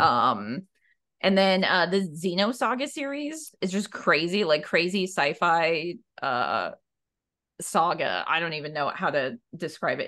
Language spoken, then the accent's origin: English; Alaska, United States; moved away as an adult; also born or lived in Minneapolis, Minnesota; now in Portland, United States; I was coming from Alaska